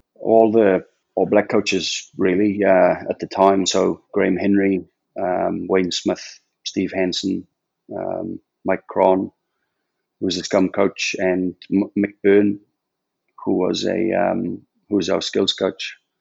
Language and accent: English; Port Talbot, Wales, United Kingdom; I was born in a place called Port Talbot